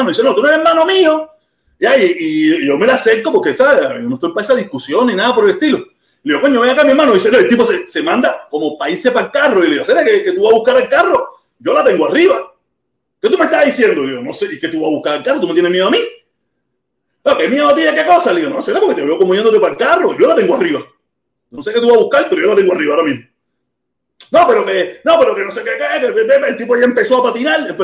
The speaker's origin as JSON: {"language": "Spanish", "region": "Havana", "country": "Cuba", "said": "Yo soy de La Habana, caballero. Esto no, no, que sea del campo es problema de ellos, yo no tengo culpa de eso."}